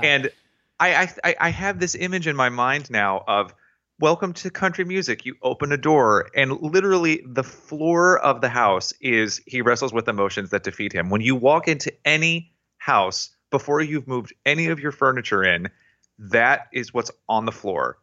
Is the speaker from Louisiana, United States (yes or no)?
no; Tennessee, United States; I was raised in Tennessee